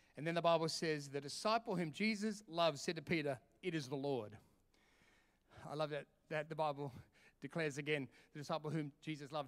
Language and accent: English; Sydney, New South Wales, Australia; also born or lived in London, United Kingdom; now in Perth, Australia; I'm from Sydney